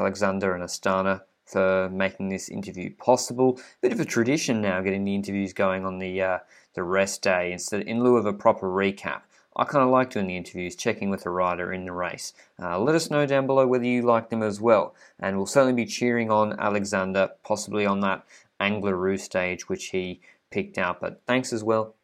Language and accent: English; Australia; accent: thick Australian; I know my Australian accent is like a lot of people don't understand me that well. My thick accent